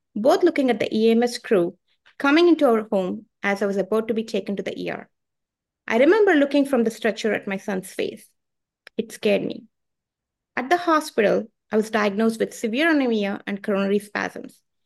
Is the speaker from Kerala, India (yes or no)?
no; Bangalore, Karnataka, India; moved away as an adult; now in Richmond; I come from India. I come from a place called Bangalore, India. I came here 20 years ago, and uh, I live in Richmond